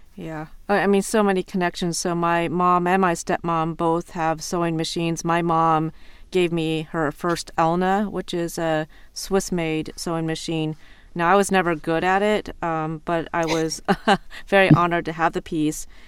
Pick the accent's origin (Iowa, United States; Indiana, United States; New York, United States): Iowa, United States; moved away as an adult; now in Ohio, United States; growing up in Iowa